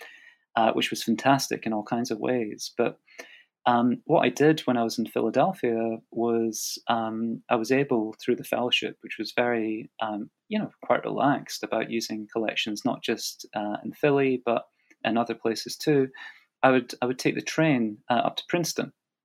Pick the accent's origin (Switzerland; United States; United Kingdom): United Kingdom; as a British historian working in the U.K., you know, getting to the U.S. to conduct the archival research